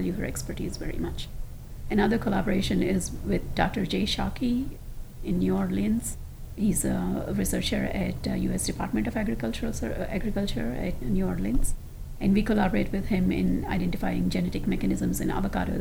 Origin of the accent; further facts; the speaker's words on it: India; moved away; I grew up in India with my grandparents for 17 years